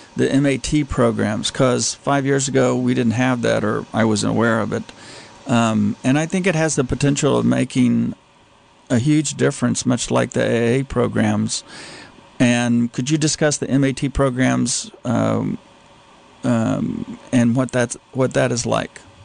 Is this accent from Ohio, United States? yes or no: no; Texas, United States; I grew up in Texas